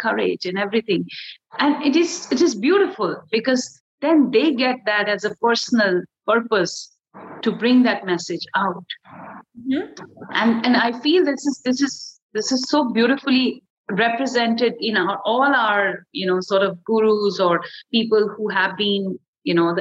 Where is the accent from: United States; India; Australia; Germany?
India; I'm already from India